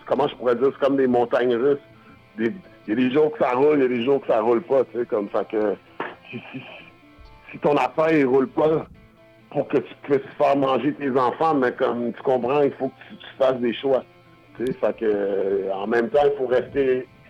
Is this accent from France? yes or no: no; Quebec, Canada; also born or lived in Buffalo, New York, United States; On est québécois